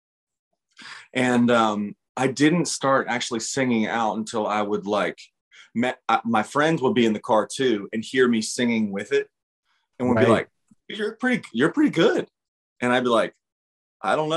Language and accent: English; Midwest, United States; now in Nashville, United States; Growing up in the Midwest